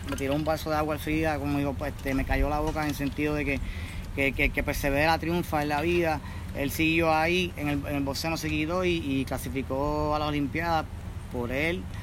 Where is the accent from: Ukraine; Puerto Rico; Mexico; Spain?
Puerto Rico; Y la bandera, porque yo soy, yo soy boricua y represento donde quiera que voy y paro en el mundo.